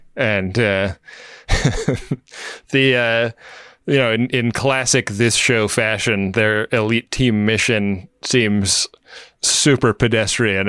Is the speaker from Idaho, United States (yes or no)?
no; Oakland, California, United States; my hometown.